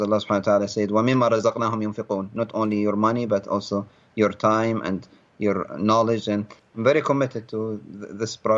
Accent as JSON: {"language": "English", "country": "Libya", "moved": "as an adult", "lives_now": "United States", "said": "I ended up leaving my home country of Libya, becoming an asylum seeker"}